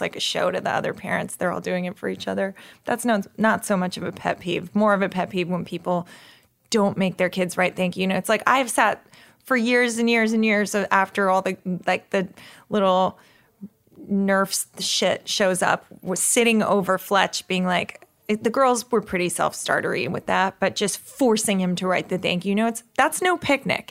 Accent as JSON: {"language": "English", "region": "New York", "country": "United States", "tie": "born or raised there", "said": "When I grew up in New York in the seventies"}